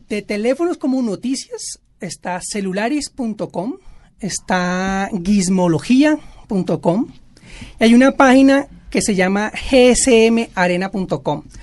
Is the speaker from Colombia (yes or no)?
yes; Bogotá, Colombia; now in Barranquilla, Colombia; Yo soy bogotano nacionalizado barranquillero